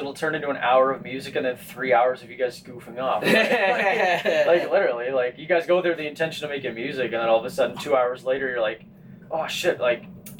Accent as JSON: {"language": "English", "town": "Winnipeg", "region": "Manitoba", "country": "Canada", "tie": "born or raised there", "said": "We grew up in Transcona."}